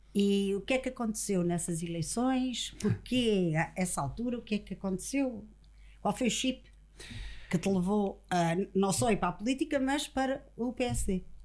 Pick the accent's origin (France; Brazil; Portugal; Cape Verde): Portugal; Viana do Castelo, Norte; eu sou de Viana.